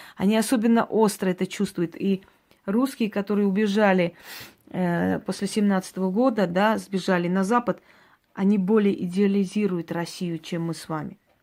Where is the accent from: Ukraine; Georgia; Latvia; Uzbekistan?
Georgia; now in Russia; я родилась в Грузии, но поскольку это была моя маленькая Армения, понимаете, там э, армянское село